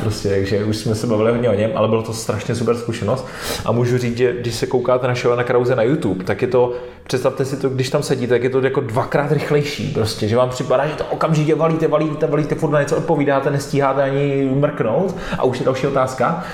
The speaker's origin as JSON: {"language": "Czech", "country": "Czechia", "said": "mám rád český národ"}